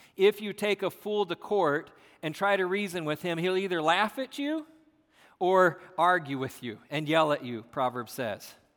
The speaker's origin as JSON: {"language": "English", "country": "United States", "said": "We are American"}